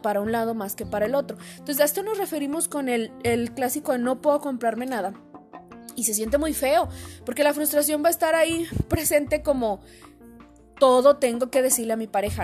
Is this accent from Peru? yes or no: no; Mexico; como mexicanos